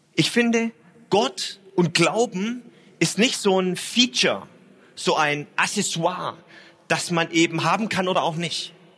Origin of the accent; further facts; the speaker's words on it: Stuttgart, Baden-Württemberg, Germany; now in Hamburg, Germany; Ich bin ja in äh, Stuttgart aufgewachsen